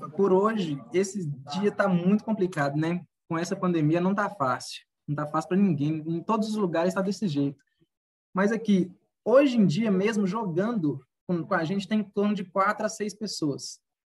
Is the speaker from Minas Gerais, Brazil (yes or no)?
yes; Curvelo, Minas Gerais, Brazil; nasci em Curvelo, Minas Gerais